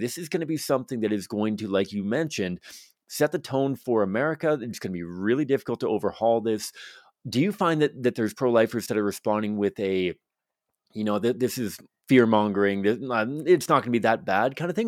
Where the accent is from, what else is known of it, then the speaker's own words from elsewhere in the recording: Victoria, British Columbia, Canada; now in Alberta, Canada; I'm from Victoria, British Columbia growing up